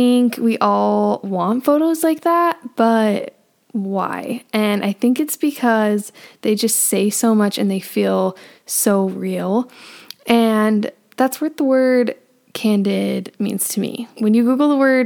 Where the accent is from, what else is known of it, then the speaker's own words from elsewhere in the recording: Northern Utah, United States; But I am from Northern Utah and I've been born and raised here